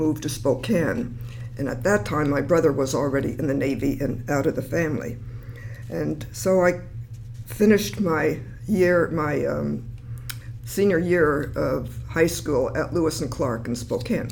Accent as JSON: {"language": "English", "region": "Berlin", "country": "Germany", "tie": "born or raised there", "said": "I was born in Berlin, Germany in 1935"}